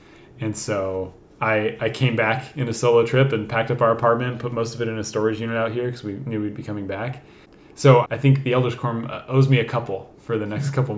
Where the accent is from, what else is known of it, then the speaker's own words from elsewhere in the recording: Minden, Nevada, United States; moved away; I'm from Northern Nevada. I'm from a small town called Minden, which is about an hour south of Reno.